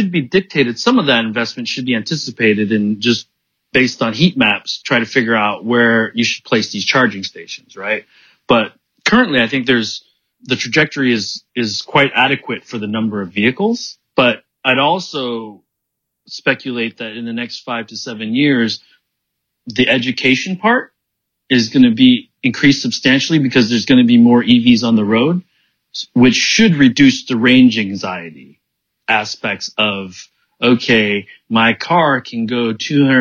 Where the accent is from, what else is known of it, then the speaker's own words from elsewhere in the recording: Pontiac, Michigan, United States; moved away as an adult; also born or lived in Detroit / Silicon Valley; now in Beijing, China; I grew up in Pontiac